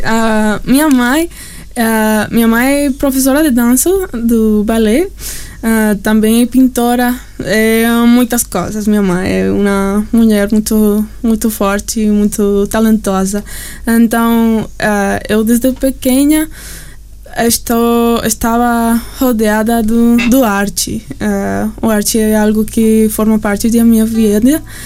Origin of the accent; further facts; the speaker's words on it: Vancouver, British Columbia, Canada; Portuguese is a second language; moved away as an adult; also born or lived in Mexico / Amazonas, Brazil; now in Brazil; eu cresci, eu nasci em Canadá, um, ah, em Vancouver. Uhum. E, então, toda a minha vida eu morei lá